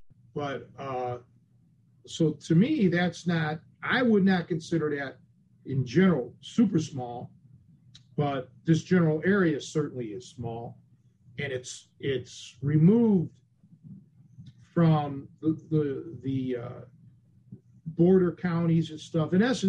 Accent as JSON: {"language": "English", "town": "Cleveland", "region": "Ohio", "country": "United States", "moved": "as an adult", "said": "when I made the big move when I was a kid, when I was 23 from Cleveland to Chicago, there were things that I never thought I would miss. Like your barber, even the weatherman, the local newscasters, the Roman Burger"}